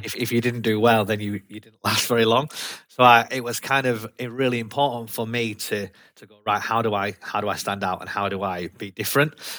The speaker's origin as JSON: {"language": "English", "town": "Leeds", "region": "Yorkshire and the Humber", "country": "United Kingdom", "tie": "born or raised there", "also_born_or_lived": "London / Newcastle", "accent": "broad Yorkshire", "moved": "as an adult", "lives_now": "Gateshead, United Kingdom", "said": "I've got a broad Yorkshire accent because I was brought up in Leeds, lived there for a long time, and then moved to the northeast about seven years ago"}